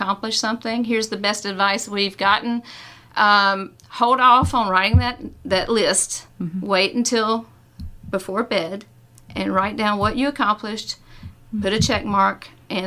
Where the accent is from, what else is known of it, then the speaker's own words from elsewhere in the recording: North Carolina, United States; moved away as an adult; I'm from North Carolina. I've lived in North Carolina my whole life